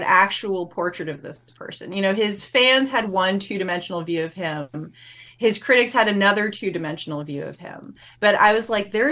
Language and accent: English; New England, United States; I grew up in New England